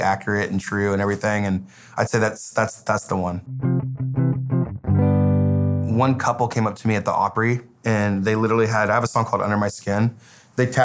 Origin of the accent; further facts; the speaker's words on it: Paradise, California, United States; moved away as an adult; now in Nashville, United States; My hometown is Paradise, California. It's a small town, about an hour and a half north of Sacramento.